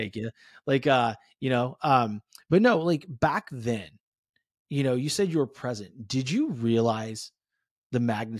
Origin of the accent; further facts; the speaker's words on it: California, United States; I'm originally from the Bay Area in California. So, you know, I mean, talk about fast paced living.